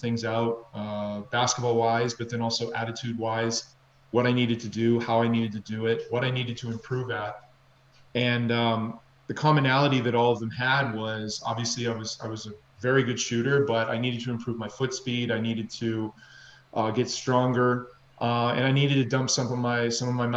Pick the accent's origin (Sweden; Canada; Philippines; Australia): Canada; also born or lived in Minneapolis, Minnesota, United States; I was born in Minneapolis, Minnesota. My father's American, my mother's Canadian. And then we moved to Canada when I was 5